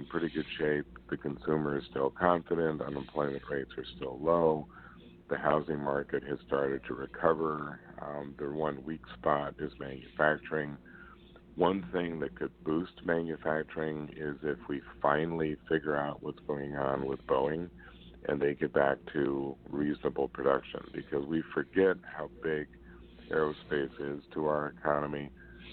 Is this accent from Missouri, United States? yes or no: yes; Kansas City, Missouri, United States; I'm from Kansas City